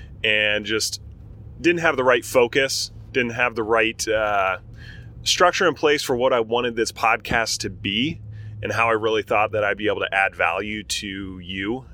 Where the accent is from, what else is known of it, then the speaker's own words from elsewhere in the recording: Berrien Springs, Michigan, United States; also born or lived in Portland, Oregon; I grew up in Michigan. I moved to Michigan in third grade. And so Michigan's home for me, Southwest Michigan, 2-stoplight town